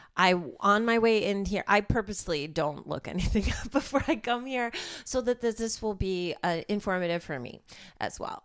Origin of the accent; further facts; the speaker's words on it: suburbs of Chicago, Illinois, United States; moved away as an adult; now in Los Angeles, United States; I'm from the suburbs of Chicago, but I lived in Chicago for ten years before I moved here